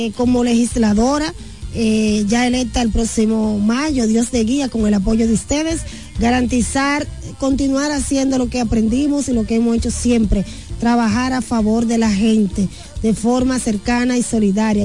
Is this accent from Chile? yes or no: no; La Romana, Dominican Republic; yo soy orgullosamente de La Romana, del pueblo que es dulce como la caña y caliente como el sol.